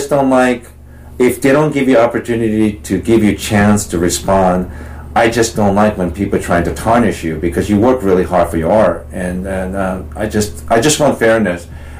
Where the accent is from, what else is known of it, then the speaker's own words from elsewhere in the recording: Japan; moved away; also born or lived in Seattle, Washington; I was born in Japan, but I'm ethnically Korean.